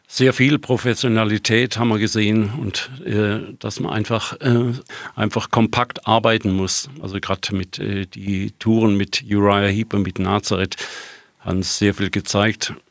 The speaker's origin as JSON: {"language": "German", "country": "Germany", "said": "Die … ist gegründet worden als eine Schweizer Band. Ich war damals der einzige Deutsche dabei."}